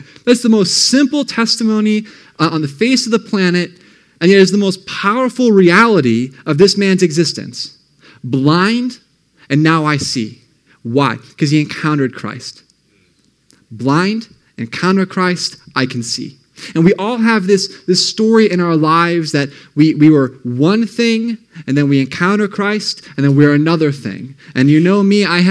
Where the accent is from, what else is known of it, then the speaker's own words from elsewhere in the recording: Ohio, United States; also born or lived in Michigan; And so I grew up in Ohio. I moved to Michigan. I grew up there for most of my middle school years, I should say grade school. Then we moved back to Ohio